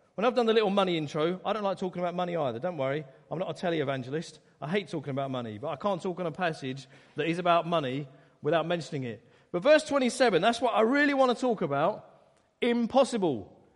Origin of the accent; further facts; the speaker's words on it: Essex, East of England, United Kingdom; I grew up in Essex, wonderful county